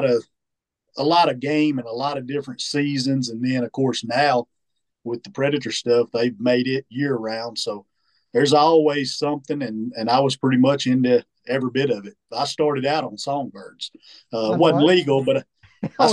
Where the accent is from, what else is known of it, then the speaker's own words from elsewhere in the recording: Goat Neck, Arkansas, United States; also born or lived in Warren, Arkansas; I grew up just about 20 miles from here in a little town called Goat Neck, Arkansas. Goat Neck, Arkansas, born and raised.